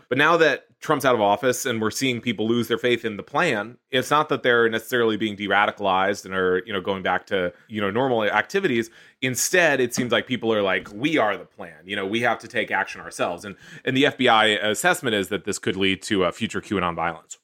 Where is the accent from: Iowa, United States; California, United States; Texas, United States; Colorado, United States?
Texas, United States; Houston; Houston, uh, my hometown.